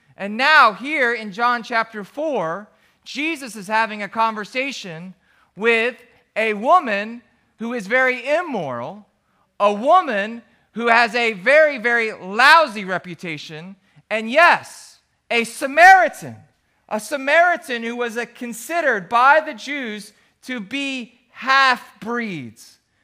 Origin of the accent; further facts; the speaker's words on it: New Jersey, United States; moved away as an adult; also born or lived in Philadelphia / Montana; I grew up down in South Jersey.